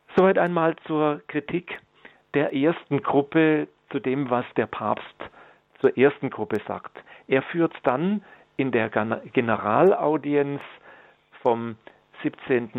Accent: Germany; bei uns in Deutschland oder im deutschen Sprachraum

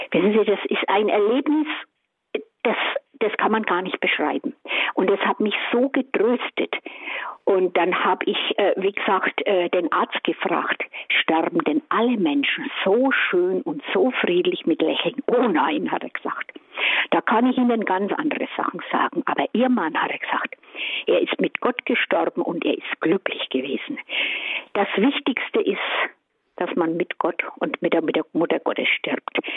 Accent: Kemmern, Bavaria, Germany; bin aus Kämmern bei Bamberg

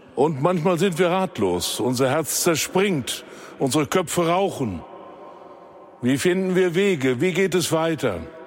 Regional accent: Germany; bei uns in Deutschland

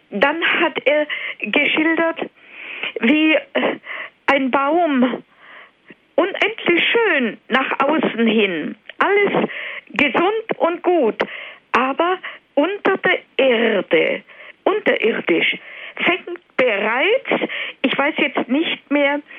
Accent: Silesian Voivodeship, Poland; born there; Ich bin auch in der Nähe von Beuthen geboren in Oberschlesien.

